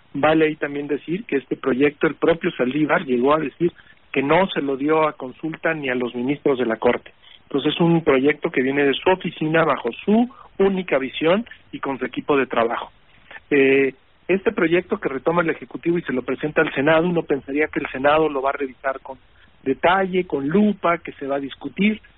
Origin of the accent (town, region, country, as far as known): Mexico